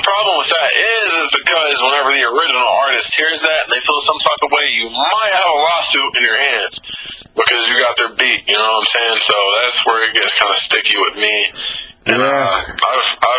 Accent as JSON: {"language": "English", "region": "the South", "country": "United States", "tie": "born or raised there", "said": "I grew up in the South, so I've always been around rap music, especially trap music. I'm from the South"}